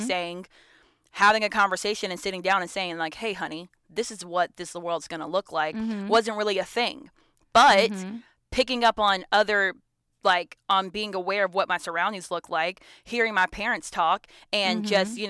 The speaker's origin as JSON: {"language": "English", "region": "Georgia", "country": "United States", "tie": "born or raised there", "said": "You know, I'm from Metro Atlanta, North Georgia area, like, you know, mm-hmm. Gwinnett County. That's where I grew up in."}